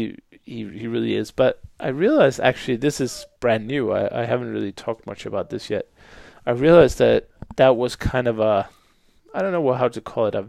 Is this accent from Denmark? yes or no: yes; Denmark; first language Danish; English is a second language; moved away as an adult; also born or lived in Bucharest, Romania; I was born in Denmark many, many years ago, and I obviously had Danish as the first language